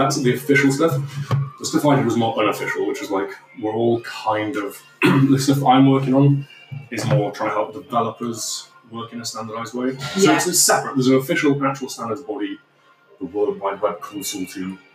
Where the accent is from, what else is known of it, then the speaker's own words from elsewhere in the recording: Bradford, Yorkshire and the Humber, United Kingdom; I grew up in Bradford.